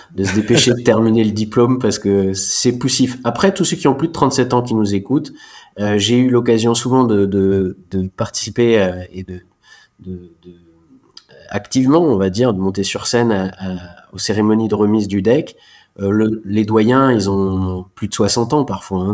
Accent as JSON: {"language": "French", "area": "Alsace", "region": "Grand Est", "country": "France", "tie": "born or raised there", "also_born_or_lived": "Germany / Reims / Bordeaux", "moved": "as an adult", "said": "je suis né en Alsace, l'Allemagne, c'est à moins de 30 km"}